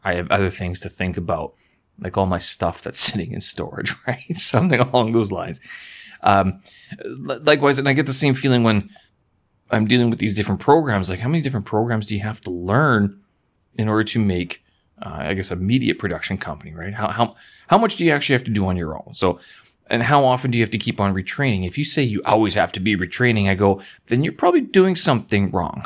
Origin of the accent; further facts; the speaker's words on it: Winnipeg, Manitoba, Canada; now in Beijing, China; back to my hometown, to Winnipeg